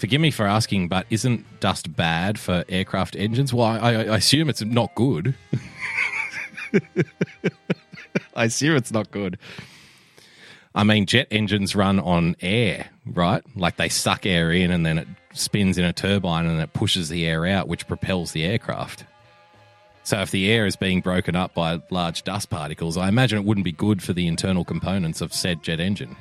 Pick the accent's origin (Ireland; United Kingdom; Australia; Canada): Australia; also born or lived in Sydney; I love being an Aussie